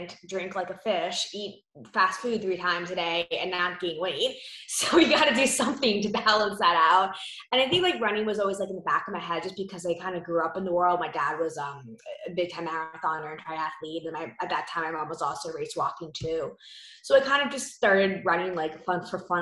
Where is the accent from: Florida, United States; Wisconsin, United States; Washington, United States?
Florida, United States; Miami; I grew up in Miami, like 4 hours from the park